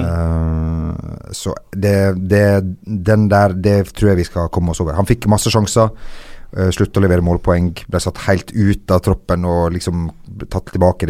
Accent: Lebanon; moved away; jeg er fra Libanon

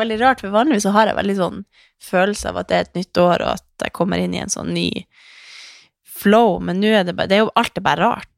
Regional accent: Northern Norway, Norway; now in Oslo, Norway; vi var hjemme i Nord-Norge

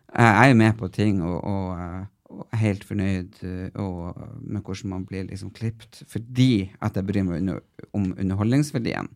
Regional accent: Tysfjord, Nordland, Norway; jeg er fra Tysfjorden

